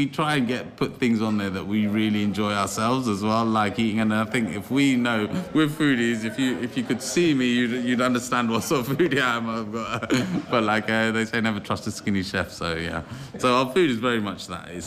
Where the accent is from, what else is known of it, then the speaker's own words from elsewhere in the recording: Cambridge, East of England, United Kingdom; I was born on Mill Road Hospital, the old Rosie, I think, on Ditchburn Place and Mill Road. And across the road, my dad had already opened an Indian restaurant, the Curry Queen, which is one of the oldest in Cambridge. And I was born living on top of a curry house.